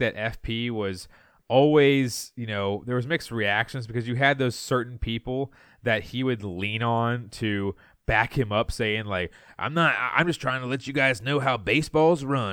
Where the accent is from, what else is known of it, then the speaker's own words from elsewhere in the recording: Sterling, Virginia, United States; hometown, Sterling, Virginia